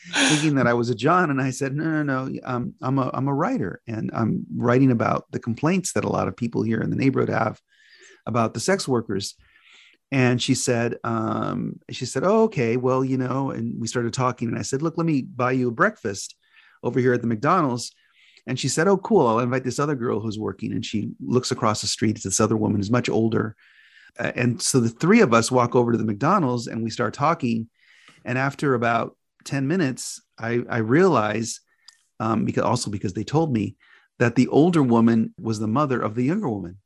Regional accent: Los Angeles, California, United States; I grew up in various parts of Southern California, first and foremost in East Hollywood, which was where I was born

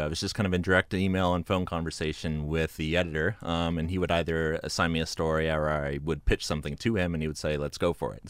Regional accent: Santa Cruz, California, United States; I was born and raised in Santa Cruz, uh, about forty-five minutes north of Laguna Seca.

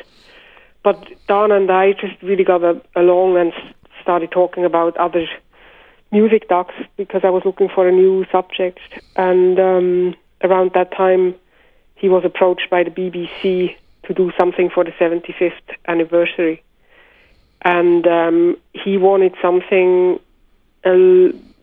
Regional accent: Switzerland; growing up in Switzerland

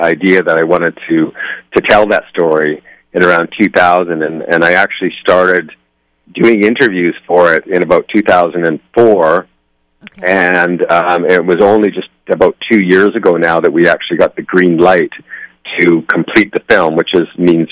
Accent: Nelson, British Columbia, Canada; I'm from Nelson, British Columbia. It's in the interior of British Columbia. It's a small town in the mountains there.

